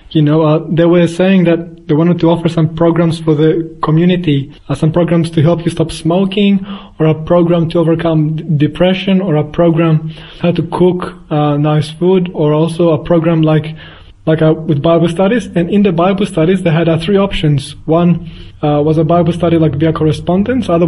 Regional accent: Australia; born there; also born or lived in Athens, Greece; I was born in Australia, but I did spend uh, 10 years of my life also in Greece, in Athens.

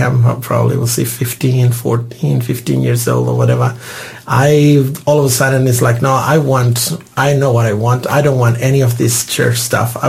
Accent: Santiago, Santiago Metropolitan Region, Chile; English is a second language; moved away as an adult; also born or lived in Perth, Australia; now in Australia; I'm from Chile and the accent will never leave me. I was born in Santiago, the capital city of Chile

